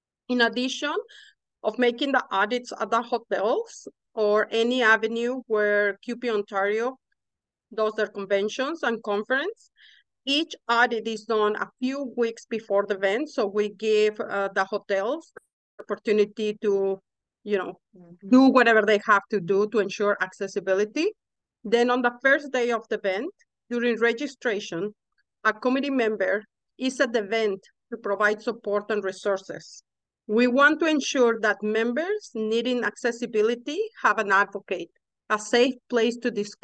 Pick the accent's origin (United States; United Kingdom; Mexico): Mexico; English is a second language; moved away as an adult; now in Canada; so I'm originally from Mexico, as you can hear